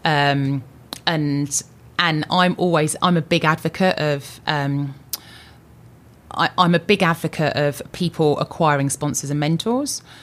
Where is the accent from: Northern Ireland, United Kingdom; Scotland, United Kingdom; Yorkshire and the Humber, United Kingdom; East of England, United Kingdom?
East of England, United Kingdom; Luton; also born or lived in London; I was born in London. Um, I lived in London for a really short period of time and moved with my older sister, my mum, my dad, um, to Luton. I, I was brought, brought up in Luton